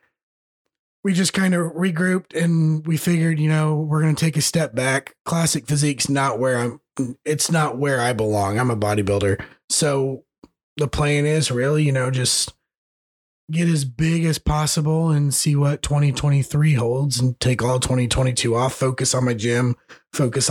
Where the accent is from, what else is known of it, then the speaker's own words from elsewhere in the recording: United States; grew up in Greene County, which is a bunch of little towns put together